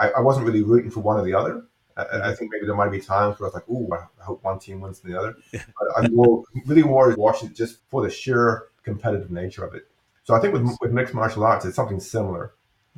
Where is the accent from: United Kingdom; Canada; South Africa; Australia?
United Kingdom; England; moved away; I grew up in England.